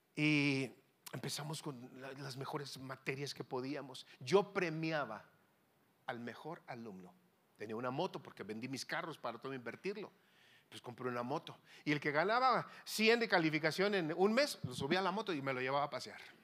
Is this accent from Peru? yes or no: no; Mexico; moved away as an adult; now in Hermosillo, Mexico; mi tierra mexicana.